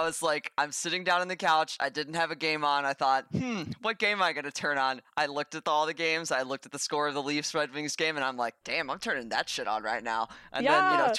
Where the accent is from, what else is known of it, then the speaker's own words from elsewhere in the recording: the South, United States; I'm from the South, but I just got back from Boston